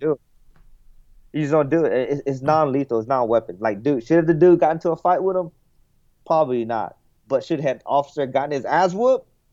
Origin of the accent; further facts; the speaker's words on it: United States; I'm an American